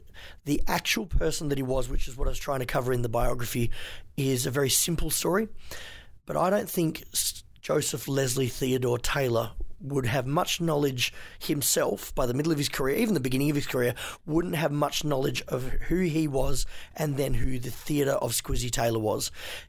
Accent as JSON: {"language": "English", "country": "Hong Kong", "tie": "born or raised there", "also_born_or_lived": "China", "said": "I was raised in Hong Kong and China. My parents brought us up there as missionaries"}